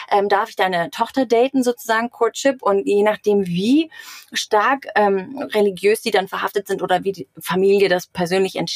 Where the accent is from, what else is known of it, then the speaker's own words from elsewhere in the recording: Germany; wo wir als Deutscher immer so denken, um Gottes Willen, da, äh, die armen Frauen.